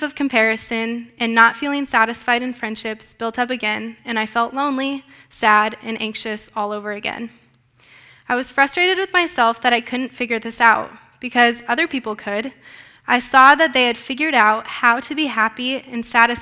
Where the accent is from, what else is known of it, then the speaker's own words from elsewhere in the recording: Grimes, Iowa, United States; I am from Grimes, Iowa